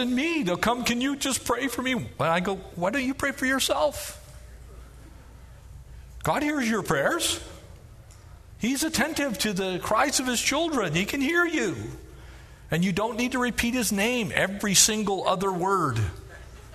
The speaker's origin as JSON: {"language": "English", "country": "United States", "said": "I'm an American citizen. That is who I am"}